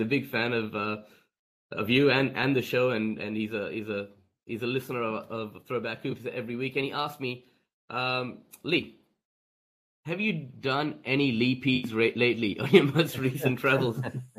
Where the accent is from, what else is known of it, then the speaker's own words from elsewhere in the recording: India; my two passions in life are basketball and cricket, being Indian myself, right?